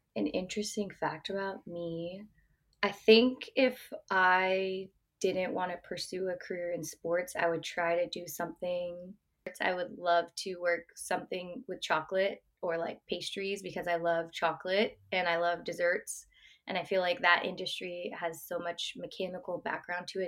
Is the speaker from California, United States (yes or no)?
yes; Bay Area, California, United States; also born or lived in Oregon; I'm born and raised in the Bay Area